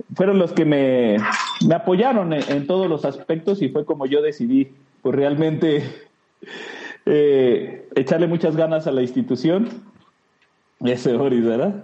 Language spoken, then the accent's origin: Spanish; Mexico City, Mexico; moved away as an adult; now in Guadalajara, Mexico; Soy orgullosamente capitalino, ante la gente, pues somos chilangos, ¿verdad? Pero soy capitalino, soy de Ciudad de México